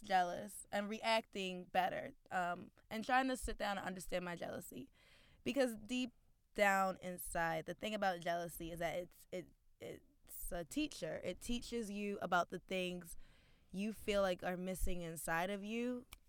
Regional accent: Baltimore, Maryland, United States; now in Brooklyn, United States; based in Brooklyn, but originally from Baltimore, Maryland.

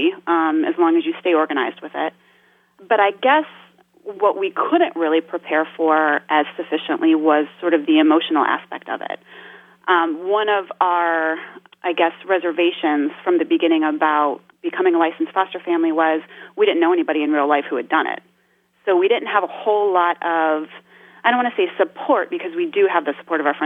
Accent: East Coast, United States; moved away as an adult; also born or lived in Arizona; we moved across the country from Arizona, where we had met, back to the East Coast, where we're both originally from

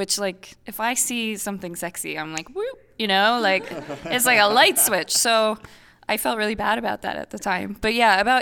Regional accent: Iowa, United States; I grew up Catholic in Iowa and went to Catholic school

